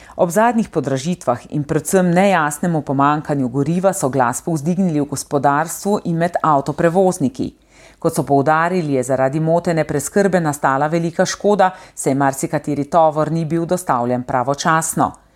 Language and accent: Slovenian; Slovenia